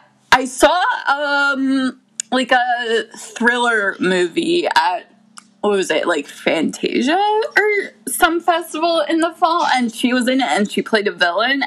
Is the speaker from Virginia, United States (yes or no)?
no; Brooklyn, New York, United States; I watch Twin Peaks because I'm obnoxious and from Brooklyn